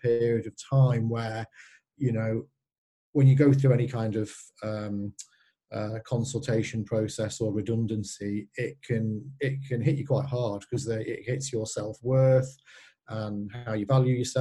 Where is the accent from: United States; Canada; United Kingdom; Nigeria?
United Kingdom; Skelmersdale, North West England; I actually returned home to my hometown of Skelmersdale in Lancashire